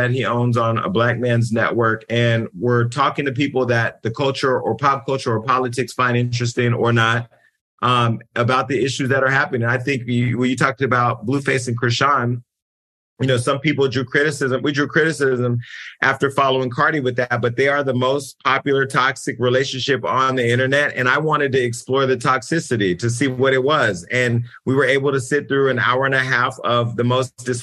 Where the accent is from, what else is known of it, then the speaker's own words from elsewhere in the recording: California, United States; I'm from California